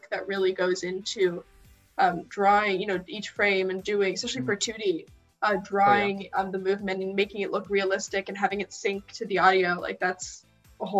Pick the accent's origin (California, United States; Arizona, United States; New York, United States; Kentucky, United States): California, United States; Bay Area; I'm from the Bay Area myself